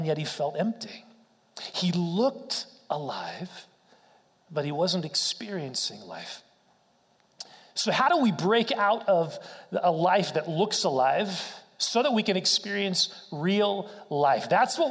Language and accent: English; Wichita, Kansas, United States; I grew up in Wichita, Kansas, went to K-State